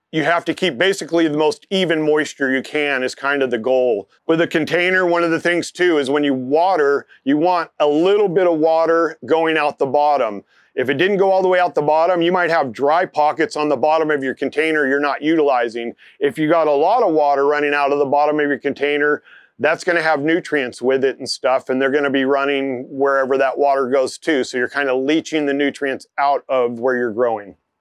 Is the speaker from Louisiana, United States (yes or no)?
no; Bay Area, California, United States; moved away; I grew up in the Bay Area